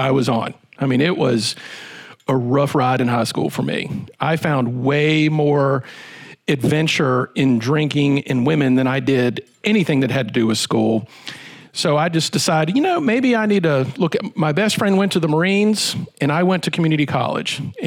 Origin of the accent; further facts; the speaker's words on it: Roanoke, Virginia, United States; I'm from Roanoke, from the Star City